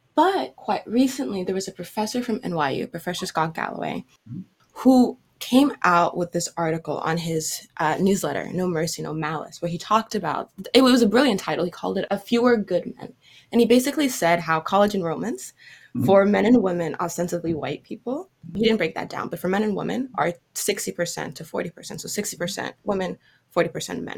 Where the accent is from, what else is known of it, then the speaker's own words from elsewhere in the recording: Cameroon; now in United States; I had spent the summer abroad, back home in Cameroon, right? Since I'm from West Africa